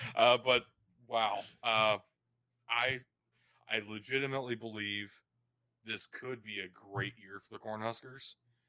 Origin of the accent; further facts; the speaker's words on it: Kentucky, United States; I'm from Kentucky